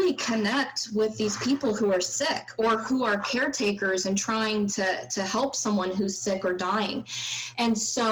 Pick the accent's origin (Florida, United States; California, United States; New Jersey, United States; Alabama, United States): California, United States; East Bay, Northern; also born or lived in Madison, Wisconsin; I grew up in Northern California in okay. the East Bay area